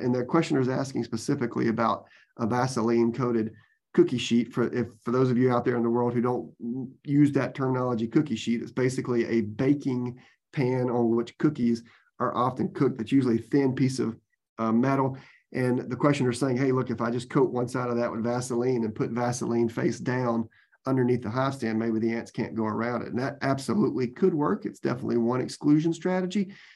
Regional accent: Georgia, United States; now in Florida, United States; I grew up in Georgia

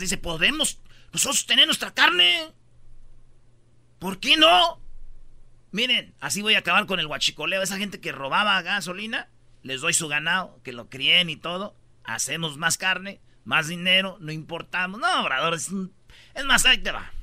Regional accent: Jiquilpan, Michoacán, Mexico; moved away; also born or lived in La Jara; yo nací en Jiquilpa, viví mucho tiempo en Jiquilpa, pero también viví en La Jara y orgullosamente de mi ranchito.

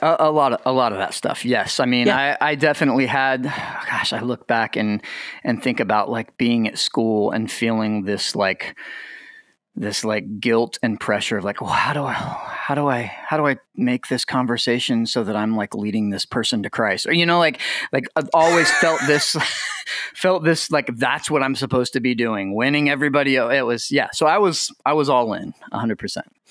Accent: Lake Wales, Florida, United States; moved away; also born or lived in Anderson, Indiana; I was born in Florida, lived in Florida

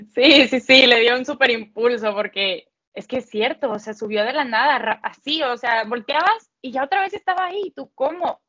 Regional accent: Mexico; yo como mexicana

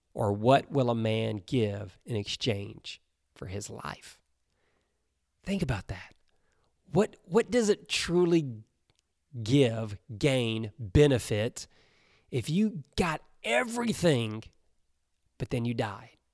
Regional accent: Alabama, United States; I grew up in Alabama

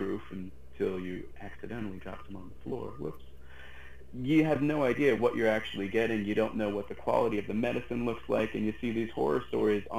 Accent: western Massachusetts, United States; now in Florida, United States; I grew up in Massachusetts, all the way on the west half of the state

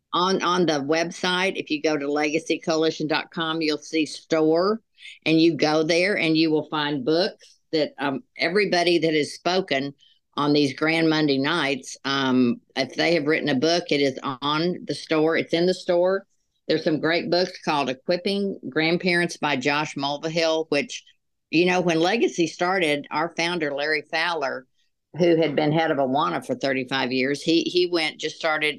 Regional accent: Dallas, Texas, United States; moved away as an adult; now in Little Rock, United States; we both grew up in Dallas, Texas

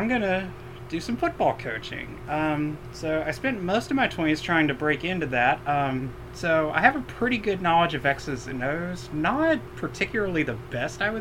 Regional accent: Knoxville, Tennessee, United States; I grew up in Knoxville

